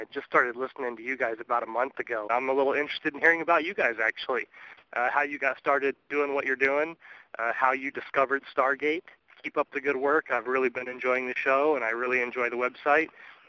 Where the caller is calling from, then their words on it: Henderson, Nevada, United States; I'm calling from Henderson, Nevada.